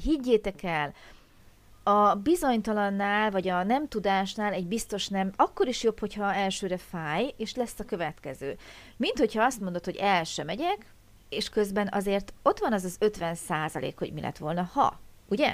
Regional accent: Hungary; mi kis magyarok

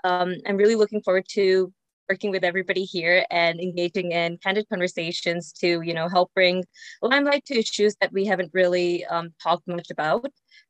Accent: India; born there; moved away; I was born in India and I've traveled quite a bit since then. I've lived in 9 countries and counting.

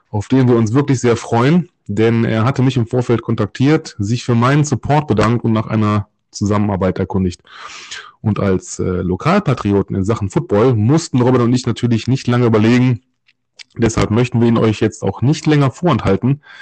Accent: Solingen, North Rhine-Westphalia, Germany; geborene und gebürtige Solinger sind uns Dinge, die unsere Heimatstadt betreffen, immer eine Herzensangelegenheit.

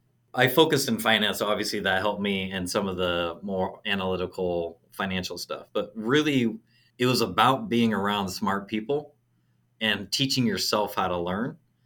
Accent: Auburn, Washington, United States; So I'm originally from Seattle, but I grew up in a small city. It's called Auburn. So it's about an hour south of Seattle. Grew up on a farm.

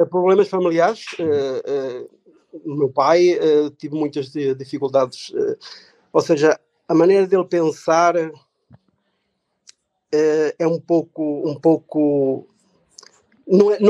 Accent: Portugal; now in Germany; sou um imigrante também, sou português. Um, ehm, vim para, para a Alemanha, uh, estou aqui agora há 22 anos.

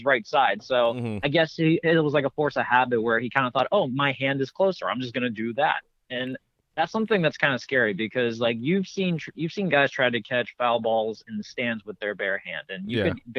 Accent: Pittsburgh, Pennsylvania, United States; my hometown Pirates.

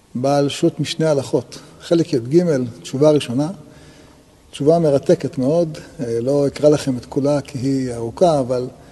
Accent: Israel; נולדנו בישראל

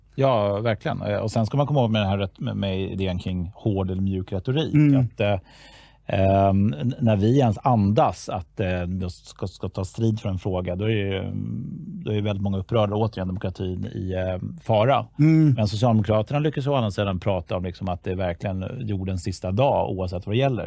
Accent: Stockholm, Stockholm County, Sweden; jag är född och uppvuxen i Stockholm

